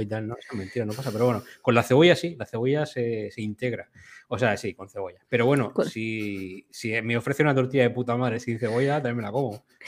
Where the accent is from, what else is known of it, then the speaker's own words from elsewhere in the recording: Region of Murcia, Spain; los murcianos